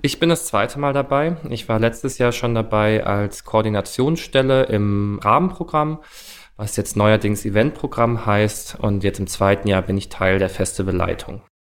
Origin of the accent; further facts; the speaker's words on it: Stuttgart, Baden-Württemberg, Germany; moved away as an adult; now in Berlin, Germany; Ich komme ursprünglich aus Stuttgart, wohne jetzt aber seit sechseinhalb Jahren in Berlin